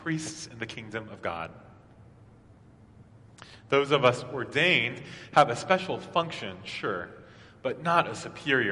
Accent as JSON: {"language": "English", "town": "Maryville", "region": "Tennessee", "country": "United States", "tie": "born or raised there", "moved": "yes", "lives_now": "Atlanta, United States", "said": "my priest growing up in Maryville, Tennessee"}